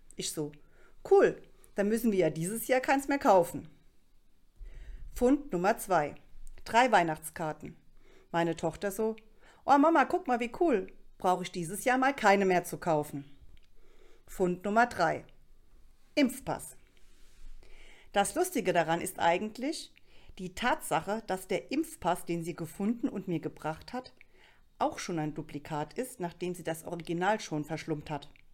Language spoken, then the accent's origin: German; Rhineland-Palatinate, Germany